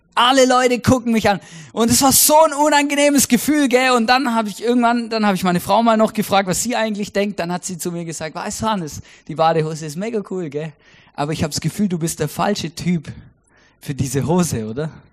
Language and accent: German; Stuttgart, Baden-Württemberg, Germany; moved away as an adult; also born or lived in Switzerland; now in Austria; Ich bin ja in Großraum Stuttgart aufgewachsen